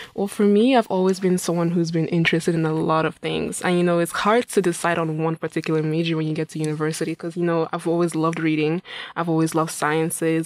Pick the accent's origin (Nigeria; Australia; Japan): Nigeria; Imo; now in Saint Cloud, United States; I'm originally from Nigeria. Yes, I'm from Imo State in Nigeria